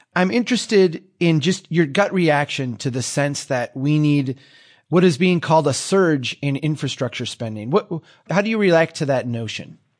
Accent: Minnesota, United States; here in my home state of Minnesota

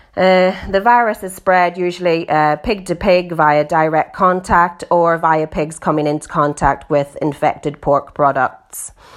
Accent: Northern Ireland, United Kingdom; now in East Yorkshire, United Kingdom; as you can hear from my accent, I'm originally from Northern Ireland. I grew up on a pig farm there

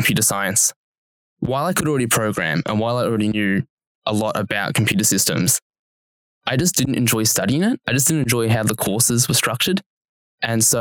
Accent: Wangaratta, Victoria, Australia; moved away as an adult; now in Melbourne, Australia; there's actually more students at Uni Melbourne than there are people who live in my hometown.

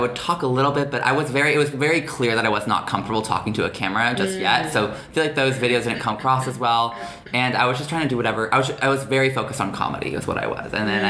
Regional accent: Houston, Texas, United States; moved away as an adult; now in New York City, United States; I'm 19. I live in New York City. I'm originally from Houston, Texas. I've lived in New York for about a year and a half

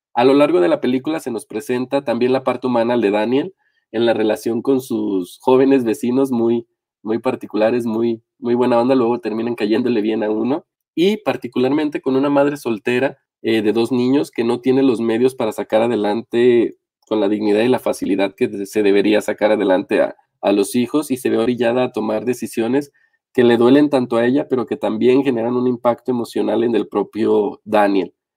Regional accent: Mexico; el caso mexicano, que es el en el que estamos inmersos

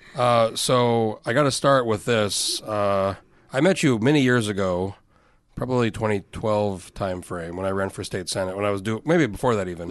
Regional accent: Outside of Albuquerque, New Mexico, United States; moved away as an adult; also born or lived in San Diego, California / Anchorage, Alaska; now in Alaska, United States; I grew up in New Mexico, same place.

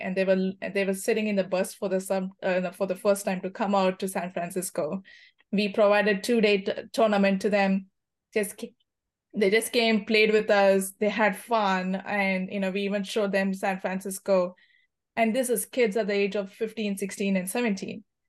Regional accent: India; moved away as an adult; now in United States; I come from India

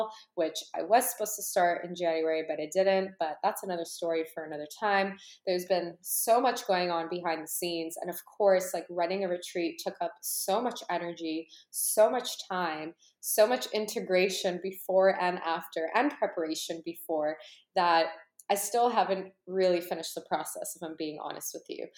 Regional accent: Canada; born or raised there; also born or lived in Ukraine

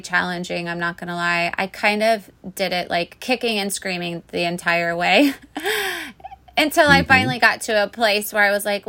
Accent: Orlando, Florida, United States; I grew up in Orlando, and for the last 2 years, I lived in the Middle Keys, in the Florida Keys

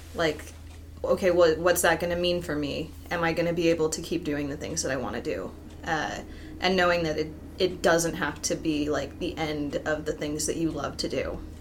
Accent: Utah, United States; I am also from Utah

